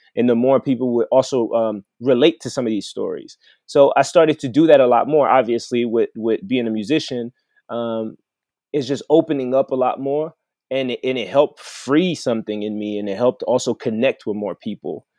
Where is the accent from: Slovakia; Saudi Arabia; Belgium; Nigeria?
Belgium; Mons, Wallonia; also born or lived in Brussels, Belgium / Congo; now in Colorado, United States; I was born in Brussels, Belgium, which is the capital